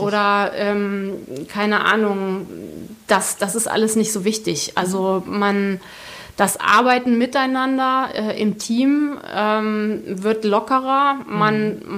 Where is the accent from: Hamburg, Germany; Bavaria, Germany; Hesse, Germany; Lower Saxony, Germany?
Hesse, Germany; Ich komme wirklich aus dem, aus dem Dorf im Zonenrandgebiet